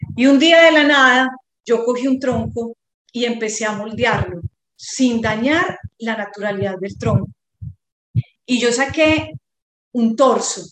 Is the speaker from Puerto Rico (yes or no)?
no; Medellín, Antioquia, Colombia; moved away as an adult; now in Montería, Colombia; yo soy de Medellín, pero hace casi 20 años estoy en estas tierras de Córdoba y mm, llegué a Montería